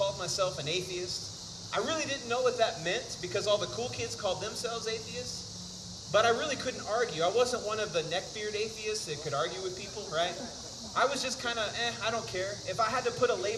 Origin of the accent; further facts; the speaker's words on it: Houston, Texas, United States; moved away as an adult; I'm originally from Houston, Texas. Grew up in the big city.